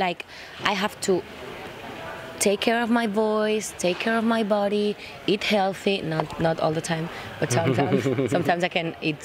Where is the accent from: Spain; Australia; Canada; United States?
Spain; Madrid, Community of Madrid; English is a second language; also born or lived in Barcelona; I'm from Barcelona, and I grew up in Madrid